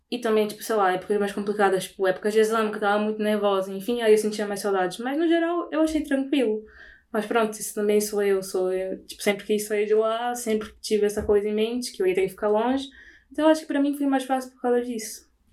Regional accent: Belém, Pará, Brazil; moved away as an adult; now in Lisbon, Portugal; sou de Belém, fica no norte do Brasil

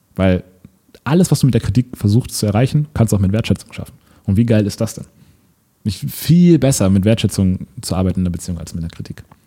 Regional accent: Lübeck, Schleswig-Holstein, Germany; moved away; in Lübeck, in meiner Heimatstadt, in meinem Elternhaus

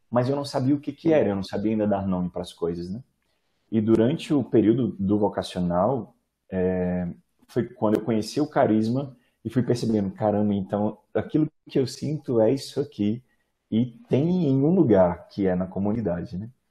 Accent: Minas Gerais, Brazil; Eu sou do interior de Minas Gerais. Na minha cidade não tem comunidade, né?

